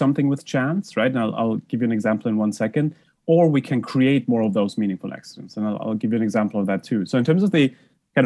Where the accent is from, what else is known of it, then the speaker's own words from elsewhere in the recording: Germany; moved away; I grew up in Germany